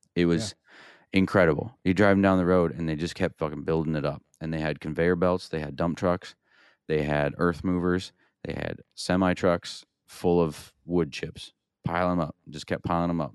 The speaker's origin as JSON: {"language": "English", "region": "Iowa", "country": "United States", "tie": "born or raised there", "said": "I grew up in Iowa"}